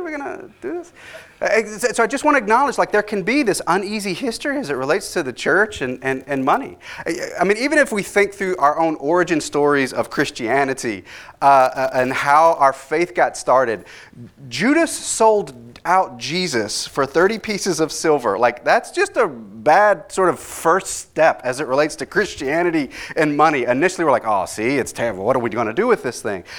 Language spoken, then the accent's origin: English; Dallas, Texas, United States; I grew up in Dallas, so I grew up during the time of Robert Tilton